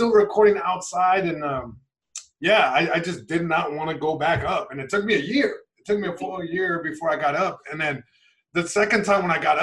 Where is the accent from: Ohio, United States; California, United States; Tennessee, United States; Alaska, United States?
California, United States; Long Beach; where I'm from, from Long Beach, California, East Side, born and raised